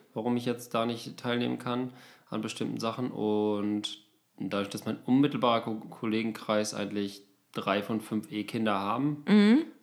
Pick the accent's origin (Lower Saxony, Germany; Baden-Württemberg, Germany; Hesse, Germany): Lower Saxony, Germany; Osnabrück; now in Berlin, Germany; meiner Heimat, so Osnabrück